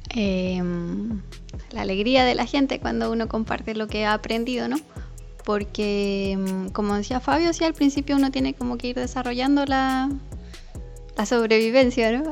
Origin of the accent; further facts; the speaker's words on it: Chile; moved away as an adult; yo soy de Chile